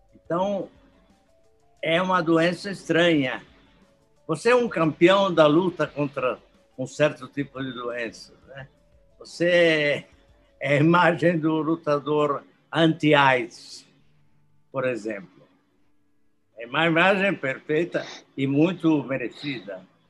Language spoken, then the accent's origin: Portuguese; Brazil; como brasileiros